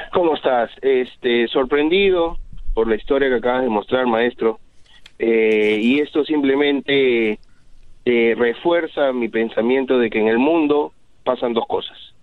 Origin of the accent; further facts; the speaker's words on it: Peru; moved away; en mi país, yo soy de Perú, yo me acuerdo que en mi escuela